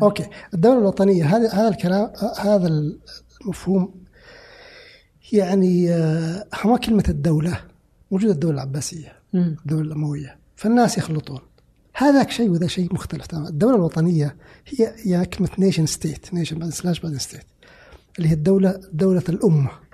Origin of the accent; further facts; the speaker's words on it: Saudi Arabia; أنا كسعودي